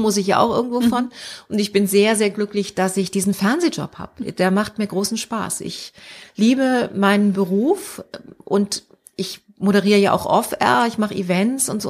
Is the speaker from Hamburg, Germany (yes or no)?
yes; Hamburg, Germany; moved away as an adult; also born or lived in Frankfurt; Ich bin ja Hamburgerin